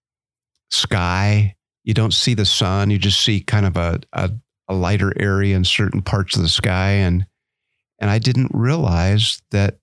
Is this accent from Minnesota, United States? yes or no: no; Arizona, United States; Growing up in Arizona